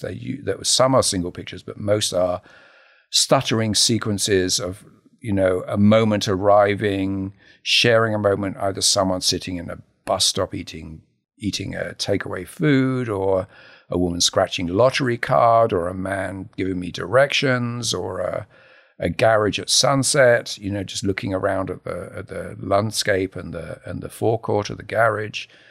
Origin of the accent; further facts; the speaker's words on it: Harlow, East of England, United Kingdom; I grew up in a new town, Harlow New Town